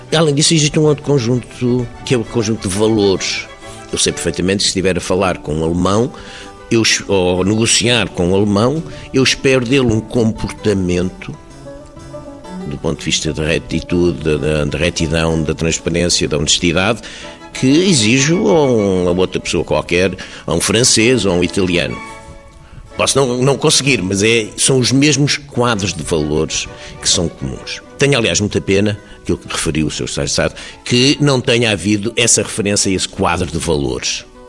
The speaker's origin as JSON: {"language": "Portuguese", "country": "Portugal", "said": "Nós somos portugueses porque temos uma língua, temos uma história"}